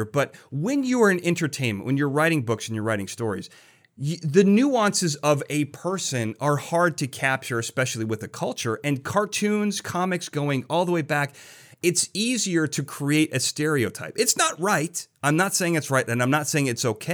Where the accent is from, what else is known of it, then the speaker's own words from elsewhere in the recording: Chicago, Illinois, United States; I'm from Chicago